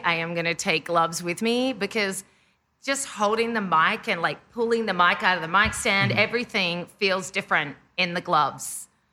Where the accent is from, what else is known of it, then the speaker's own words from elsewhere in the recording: Australia; moved away as an adult; now in Los Angeles, United States; I'm Australian